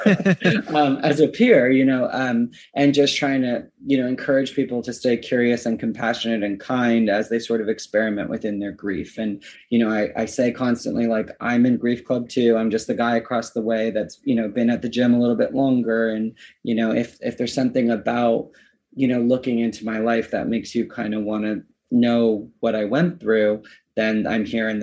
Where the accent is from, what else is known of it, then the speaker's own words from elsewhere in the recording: Canada; now in Los Angeles, United States; my hometown in Canada